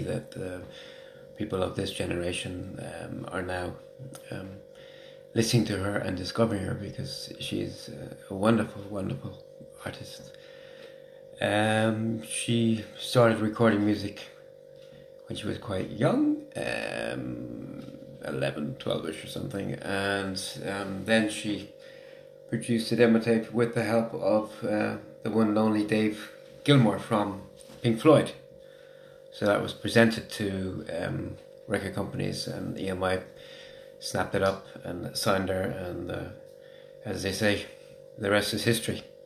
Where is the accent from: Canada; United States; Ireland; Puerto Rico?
Ireland; Waterford, Munster; I'm from Waterford